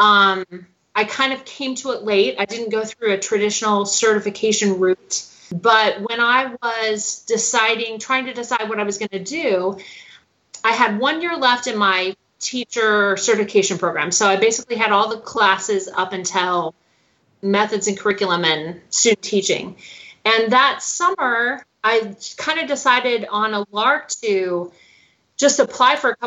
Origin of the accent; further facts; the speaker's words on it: Nebraska, United States; moved away as an adult; now in Athens, Georgia, United States; I am originally from Nebraska and went to the University of Nebraska